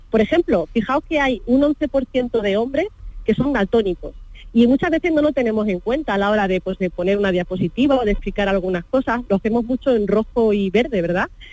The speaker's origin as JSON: {"language": "Spanish", "area": "Río Tinto", "region": "Andalusia", "country": "Spain", "said": "mi tierra"}